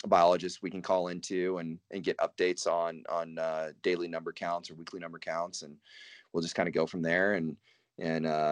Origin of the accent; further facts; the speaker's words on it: Northeast Texas, United States; now in Montana, United States; I grew up in Northeast Texas